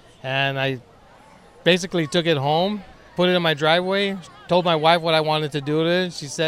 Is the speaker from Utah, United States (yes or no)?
no; West Covina, California, United States; From West Covina.